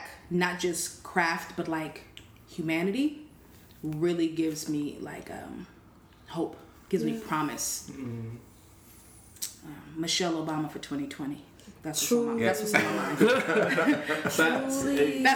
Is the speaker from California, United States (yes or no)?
yes; Oakland, California, United States; accent: West Coast; now in Brooklyn, United States; I am from California